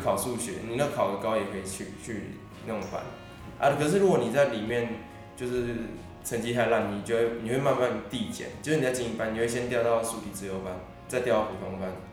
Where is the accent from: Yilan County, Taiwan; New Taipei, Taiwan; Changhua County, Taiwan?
New Taipei, Taiwan; Sanchong; 我是那个来自三重的